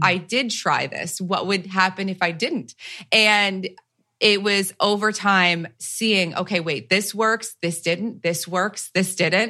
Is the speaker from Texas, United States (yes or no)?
no; New Jersey, United States; I'm from Jersey